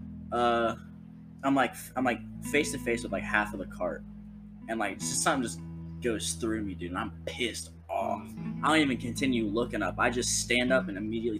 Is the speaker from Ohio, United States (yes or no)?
yes; Ohio, United States; I'm like, Ohio